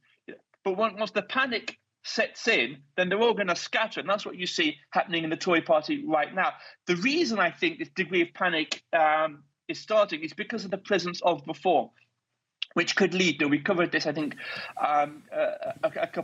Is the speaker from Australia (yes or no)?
no; United Kingdom; one Brit here on the WarRoom